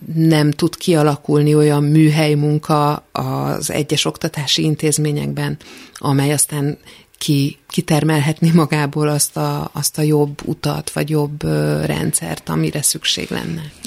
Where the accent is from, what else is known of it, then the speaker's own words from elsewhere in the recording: Budapest, Hungary; Én Budapesten születtem.